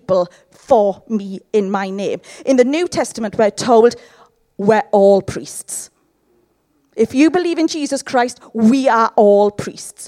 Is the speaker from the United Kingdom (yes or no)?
yes; Llanelli, Wales, United Kingdom; I'm from Llanelli